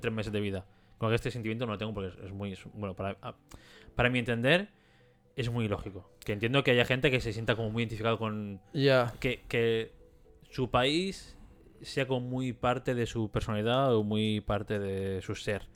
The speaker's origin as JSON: {"language": "Spanish", "region": "Catalonia", "country": "Spain"}